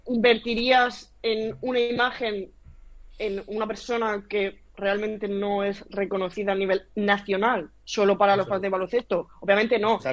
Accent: town near Alhama de Murcia, Region of Murcia, Spain; está a cinco minutos de mi pueblo

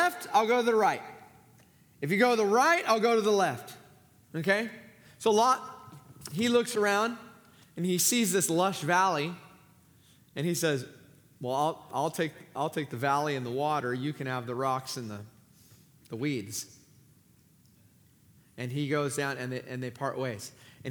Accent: Southern California, United States; now in Fresno, United States; I'm from Southern California.

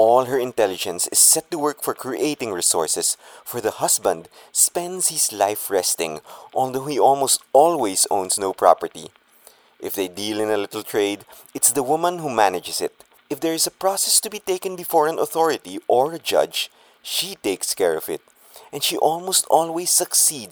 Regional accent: Pasig, Metro Manila, Philippines; my hometown Pasig

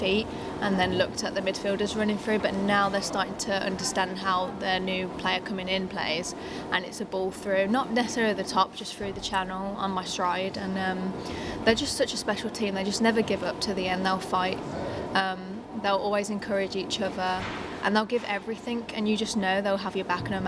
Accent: Birmingham, West Midlands, United Kingdom; also born or lived in United States; now in Durham, United Kingdom; growing up in England

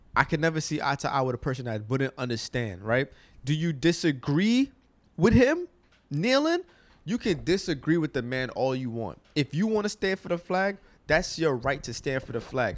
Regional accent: United States; I'm a American

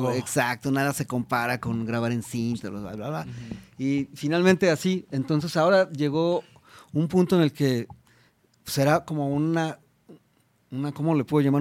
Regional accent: Mexico; como mexicanos

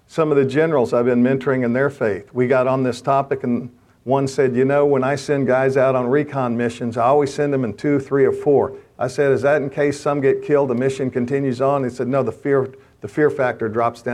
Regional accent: the South, United States; now in Washington, D.C., United States; I'm a Southerner

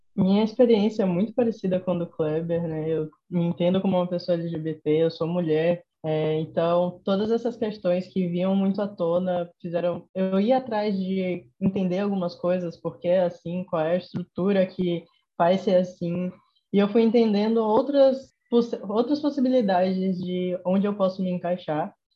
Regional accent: Salvador, Bahia, Brazil; accent: Nordestino; eu notei que eu estava disfarçando muito meu sotaque para não notarem que eu era daqui

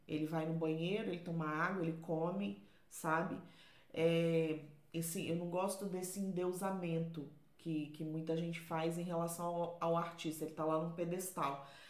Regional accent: Vila Velha, Espírito Santo, Brazil; now in Portugal; eu sou de Vila Velha, lá no Espírito Santo

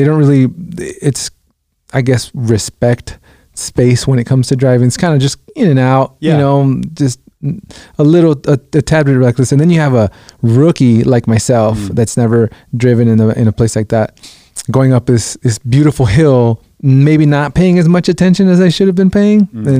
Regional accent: Guatemala; now in United States; I'm Guatemalan. I was born in Guatemala. My brothers are, but they were born here in the States.

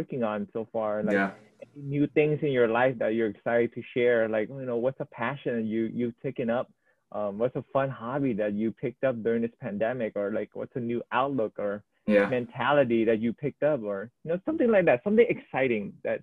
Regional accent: Oahu, Hawaii, United States; born or raised there

